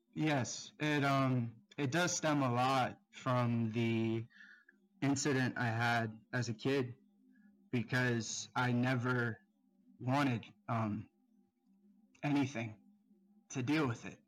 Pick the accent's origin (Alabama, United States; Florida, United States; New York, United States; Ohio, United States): Florida, United States; South; I'm twenty-four, um, I'm from South Florida